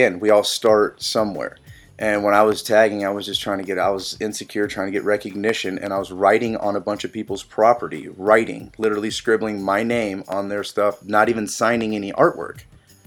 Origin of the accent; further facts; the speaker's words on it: San Jose, California, United States; moved away as an adult; also born or lived in La Selva Beach, California; now in Athens, Ohio, United States; I was born in La Selva Beach, which is like right next to Santa Cruz. My dad delivered me at home. They just smoked a joint, did it the real way. And then most of my life has been in like San Jose, Silicon Valley, San Francisco Bay Area.